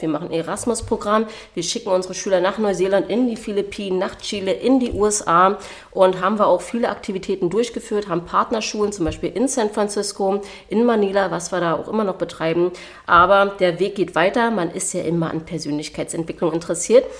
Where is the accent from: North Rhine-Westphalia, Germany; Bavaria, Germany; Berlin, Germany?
Berlin, Germany; moved away as an adult; also born or lived in New Zealand; Ich wurde in Berlin geboren, deswegen auch indogen, Indigenous Berlin Lady und äh, bin hier groß geworden.